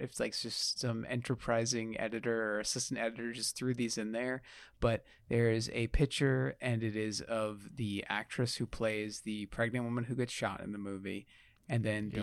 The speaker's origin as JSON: {"language": "English", "region": "New York", "country": "United States", "said": "I'm from New York"}